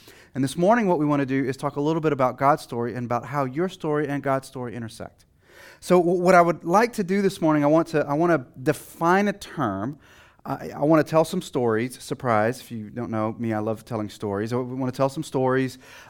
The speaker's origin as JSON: {"language": "English", "region": "Texas", "country": "United States", "said": "I'm originally from Texas, and sometimes that accent comes out, sometimes it doesn't."}